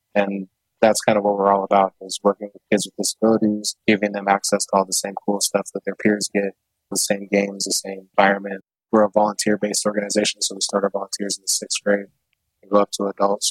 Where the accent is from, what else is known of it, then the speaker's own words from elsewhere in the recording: Portland, Oregon, United States; growing up in Southeast Portland with a handful of kids of color